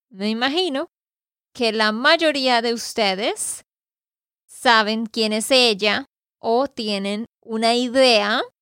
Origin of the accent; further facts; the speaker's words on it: Barranquilla, Atlántico, Colombia; born there; Yo nací en Barranquilla, Colombia también